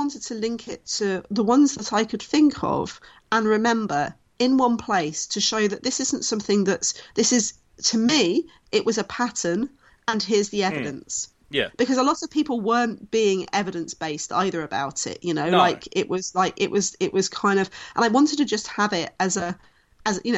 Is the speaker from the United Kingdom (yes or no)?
yes; London, United Kingdom; I grew up in Southeast London, in Lewisham, which is the most diverse borough of London